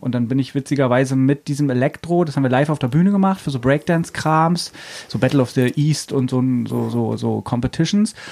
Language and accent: German; Brandenburg, Germany; moved away as an adult; now in Berlin, Germany; ich bin aus Brandenburg eigentlich und bin 99